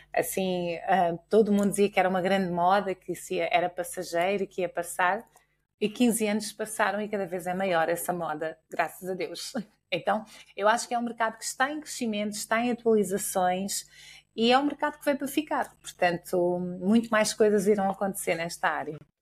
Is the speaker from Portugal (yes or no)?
yes; Portugal; nós enquanto portugueses